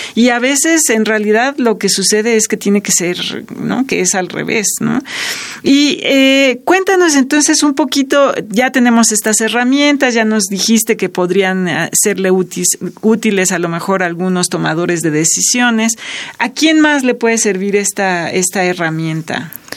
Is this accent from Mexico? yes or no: yes; Mexico; nuestro país y para nuestra cultura como mexicanos